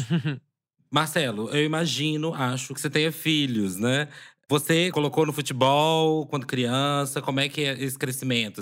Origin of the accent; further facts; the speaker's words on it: Minas Gerais, Brazil; eu sou mineiro e sou cruzeirense